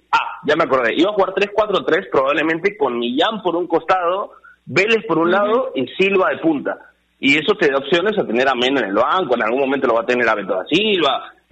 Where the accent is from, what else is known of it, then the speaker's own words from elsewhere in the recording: northern Peru, Peru; somos muy norteños